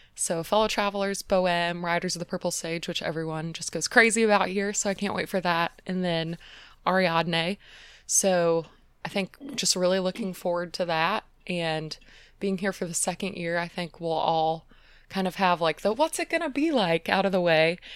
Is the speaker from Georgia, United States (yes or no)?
yes; Atlanta, Georgia, United States; moved away as an adult; also born or lived in Indiana; now in Phoenix, United States; I'm from Atlanta, which is on the opposite side of the country